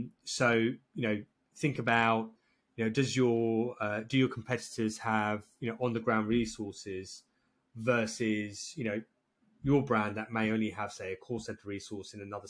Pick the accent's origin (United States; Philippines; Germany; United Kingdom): United Kingdom; England; I'm English